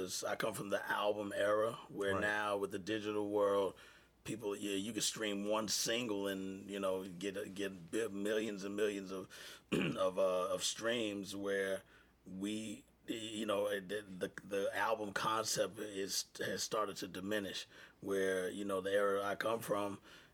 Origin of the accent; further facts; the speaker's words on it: Houston, Texas, United States; moved away; I grew up in Texas and been around a lot of cowboys